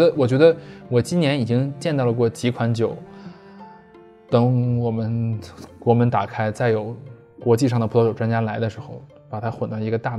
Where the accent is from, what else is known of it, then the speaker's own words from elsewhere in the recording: China; 好的，呃，只是因为我们是中国人